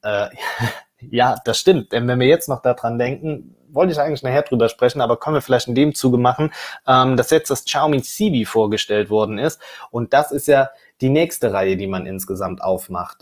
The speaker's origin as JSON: {"language": "German", "country": "Germany", "said": "bei uns in Deutschland"}